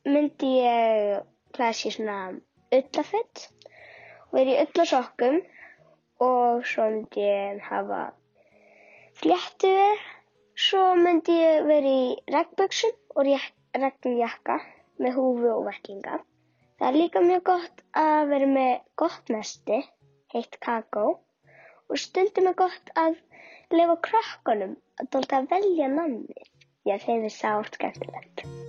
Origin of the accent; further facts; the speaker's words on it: Kópavogur, Capital Region, Iceland; ég er frá Kópúi.